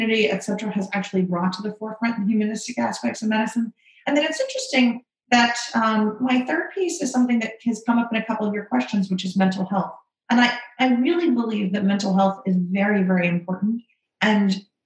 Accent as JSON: {"language": "English", "town": "Orlando", "region": "Florida", "country": "United States", "tie": "born or raised there", "moved": "yes", "lives_now": "North Carolina, United States", "said": "I grew up in Orlando, or I actually went to Winter Park High School"}